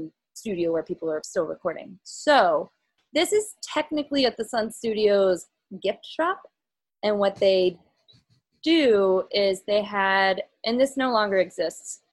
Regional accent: Little Rock, Arkansas, United States; now in New York City, United States; I grew up in Little Rock

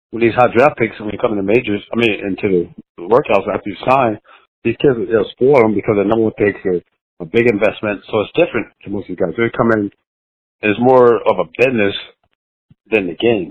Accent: Florida, United States; we were growing up in Flatland, uh, Florida

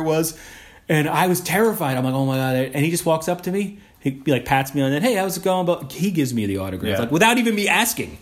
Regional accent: Westchester County, New York, United States; I grew up in New York, in Westchester County.

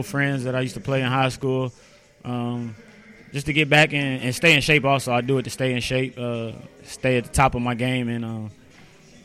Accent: Shelbyville, United States; born or raised there; moved away as an adult

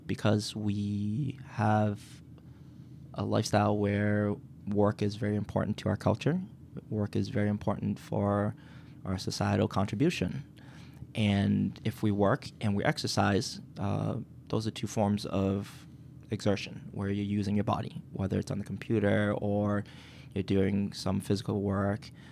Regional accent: Quincy, Massachusetts, United States; also born or lived in Boston; we lived in Boston and my parents saw an opportunity to move to Quincy for the school system

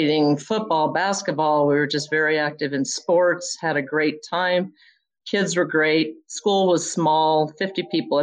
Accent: Caliente, Nevada, United States; also born or lived in rural Utah; We lived there till I was about six. And then my parents decided they wanted to be school teachers. So we moved about 50 miles from there to Caliente, Nevada, where they became school teachers

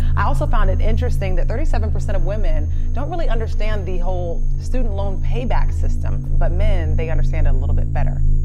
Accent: Nigeria; I'm a Nigerian. I'm a Nigerian woman.

